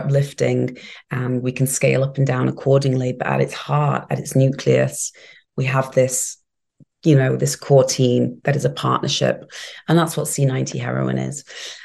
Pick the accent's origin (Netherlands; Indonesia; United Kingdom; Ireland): United Kingdom; England; also born or lived in New York; now in Miami, United States; where I grew up in England